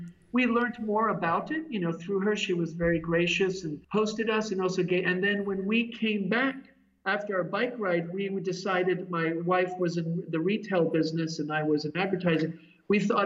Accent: Switzerland; moved away as an adult; also born or lived in Boston / San Francisco; I'm originally from Switzerland

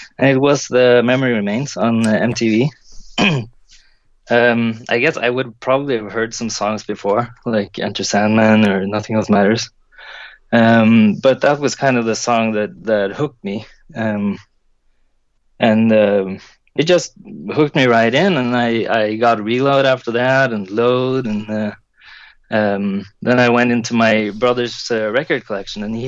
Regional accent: Trondheim, Trøndelag, Norway; my hometown

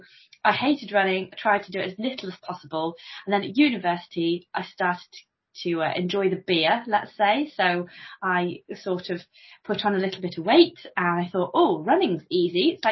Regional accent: Coventry, West Midlands, United Kingdom; now in Stamford, United Kingdom; I'm from Coventry originally, which is just south of Birmingham

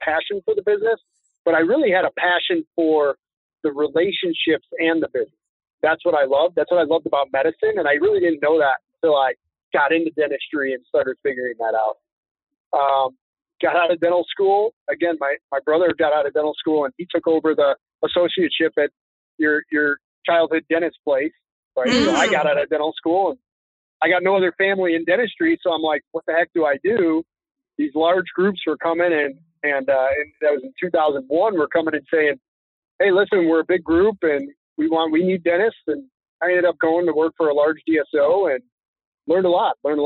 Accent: Chicago, Illinois, United States; Born and raised Chicago, Illinois

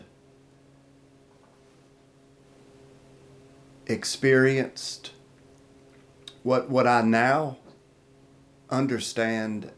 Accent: Tupelo, Mississippi, United States; moved away as an adult; now in Hinds County, United States; I'm from Tupelo, Mississippi, married my way to the Hinds County area.

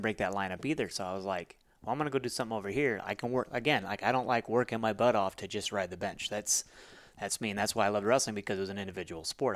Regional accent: Alamo, Nevada, United States; moved away as an adult; also born or lived in Missouri; I tell people I'm from Vegas 'cause if I told you my hometown, nobody would ever understand what Alamo, Nevada is like.

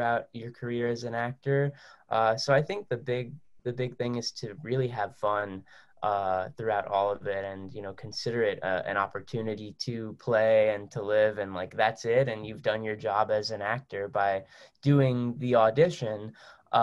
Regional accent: New Jersey, United States; I was born and raised in New Jersey

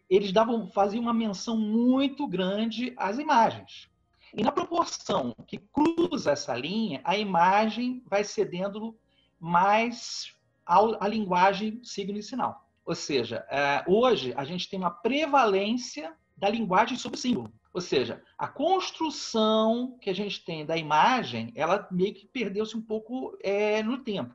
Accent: Vitória, Espírito Santo, Brazil; now in Petrópolis, Brazil; eu moro em Petrópolis, Rio de Janeiro, sou natural de Vitória.

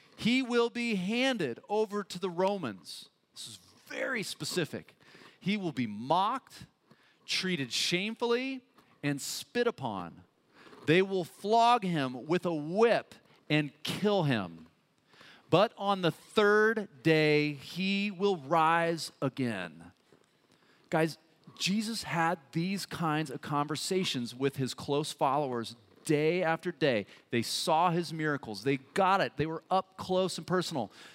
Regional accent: Boulder, Colorado, United States; also born or lived in Menlo Park, California; I was born in Boulder. I'm, you know, an American and I love it

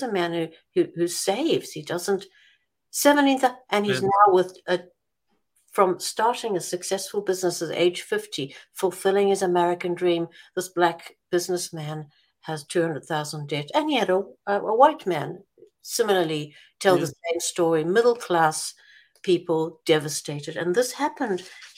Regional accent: South Africa; as a South African

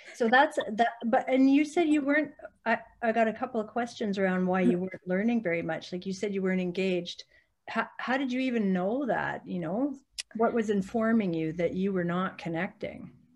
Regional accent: Calgary, Alberta, Canada; moved away; I grew up in Calgary and that was where I taught first

